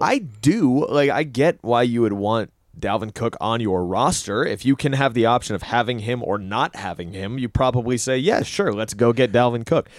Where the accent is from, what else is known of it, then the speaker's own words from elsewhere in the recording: New York, United States; as a New Yorker and as a New York sports fan